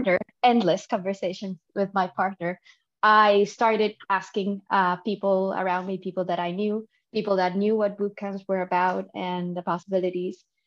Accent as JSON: {"language": "English", "country": "Dominican Republic", "moved": "yes", "lives_now": "Barcelona, Spain", "said": "I'm from the Dominican Republic, currently based in Barcelona"}